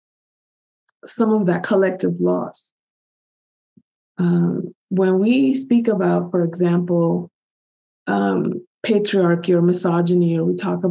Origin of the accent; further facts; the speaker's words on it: Dominican Republic; moved away; also born or lived in United States; my home country, Giovanni, Dominican Republic